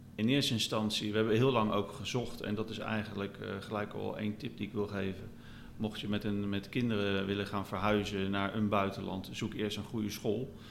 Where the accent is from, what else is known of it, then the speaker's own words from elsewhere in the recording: near The Hague, South Holland, Netherlands; moved away as an adult; now in Valencia, Spain; Wij zijn zelf stadsmensen, wij komen uit de buurt van Den Haag